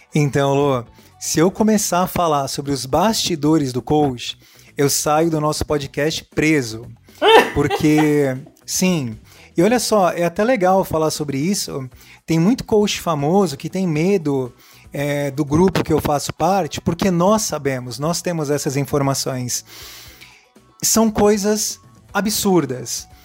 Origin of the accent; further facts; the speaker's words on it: Santos, São Paulo, Brazil; na cidade que eu moro, eu sou de Santos, São Paulo